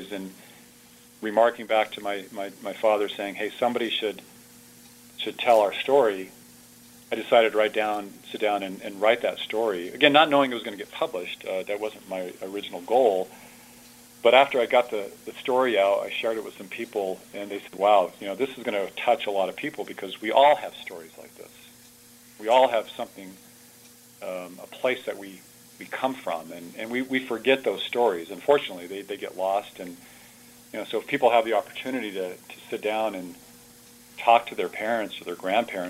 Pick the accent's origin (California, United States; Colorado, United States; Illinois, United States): Colorado, United States; Frederick; first language Italian; English is a second language; tiny Frederick, Colorado, which is where I grew up